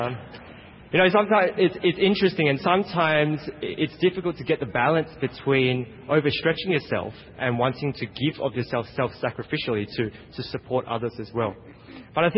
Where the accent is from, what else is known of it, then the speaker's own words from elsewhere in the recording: Australia; now in United States; I'm from Australia